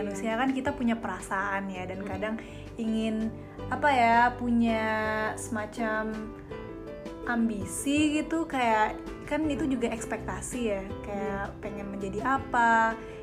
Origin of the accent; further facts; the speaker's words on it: Jakarta, Indonesia; moved away as an adult; now in Bali, Indonesia; dari Jakarta